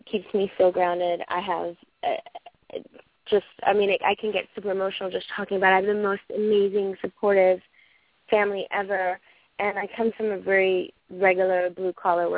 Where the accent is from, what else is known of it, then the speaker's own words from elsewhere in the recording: New York City, New York, United States; I'm from Brooklyn.